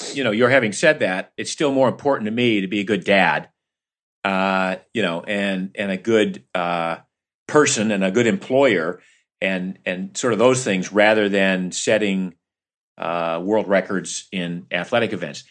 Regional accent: Maine, United States; also born or lived in Florida; growing up in Maine and part-time in Florida

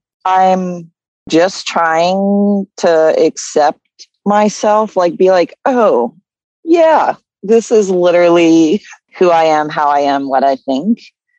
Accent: Claremont, New Hampshire, United States; born there; Where I was born in Claremont, New Hampshire, right in the center of town, you have a river that flows down from what New Hampshire calls the White Mountain.

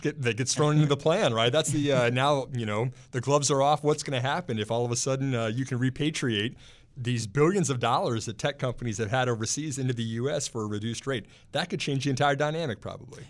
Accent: Texas, United States; now in Alexandria, United States; my home state of Texas

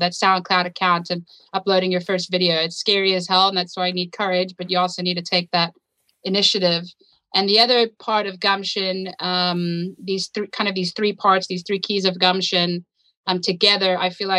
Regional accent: South Africa; moved away as an adult; also born or lived in United States; born and raised in South Africa.

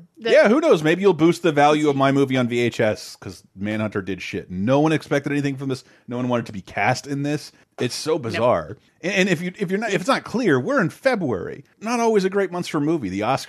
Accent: Tallahassee, Florida, United States; It's like the only movie shot in my hometown of Tallahassee.

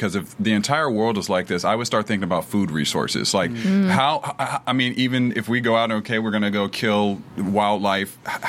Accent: Ohio, United States; moved away; I'm from Ohio originally

